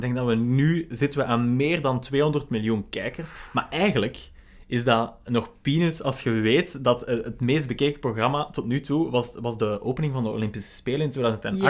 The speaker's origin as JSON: {"language": "Dutch", "country": "Belgium", "said": "wij als Belgen"}